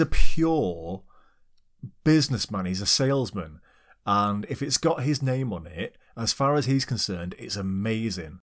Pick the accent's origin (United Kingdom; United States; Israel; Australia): United Kingdom; we're British.